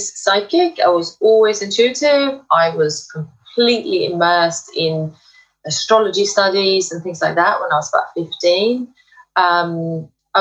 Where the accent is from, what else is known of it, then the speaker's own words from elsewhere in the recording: Sweden; now in United Kingdom; I am actually originally from Sweden. I live in the UK.